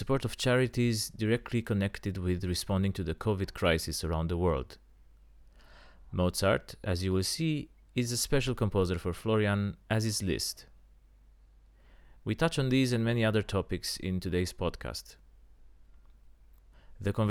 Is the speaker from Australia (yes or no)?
no; Bucharest, Romania; accent: Romanian; English is a second language; now in London, United Kingdom; my Romanian accent